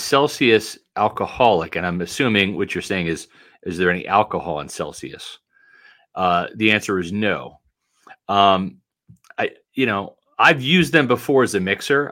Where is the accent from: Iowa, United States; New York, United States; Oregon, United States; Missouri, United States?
Missouri, United States; Kansas City; when I grew up in Kansas City